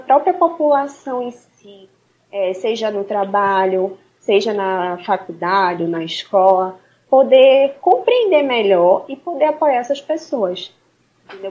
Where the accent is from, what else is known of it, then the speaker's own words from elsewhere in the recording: Recife, Pernambuco, Brazil; Sou daqui de Recife, uma cidade linda, maravilhosa